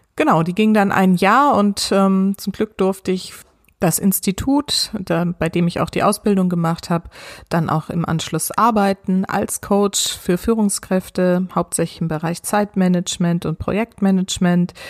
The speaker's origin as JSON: {"language": "German", "area": "near Heidelberg, Odenwald", "region": "Baden-Württemberg", "country": "Germany", "tie": "born or raised there", "said": "Ich bin in der Nähe von Heidelberg aufgewachsen, mitten im Odenwald."}